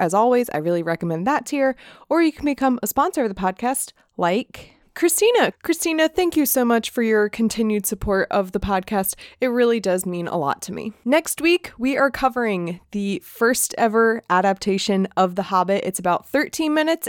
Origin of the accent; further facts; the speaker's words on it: United States; as an American